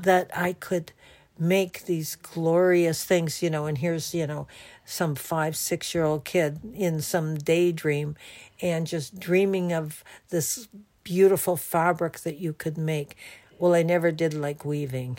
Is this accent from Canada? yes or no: yes; Canada; I'm from Canada